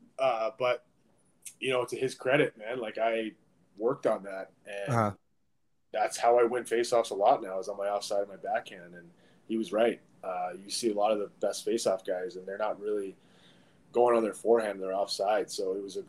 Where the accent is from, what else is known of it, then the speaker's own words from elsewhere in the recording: Alaska, United States; moved away; growing up in Alaska was awesome. I mean, I feel pretty lucky to be able to say that I was born and raised there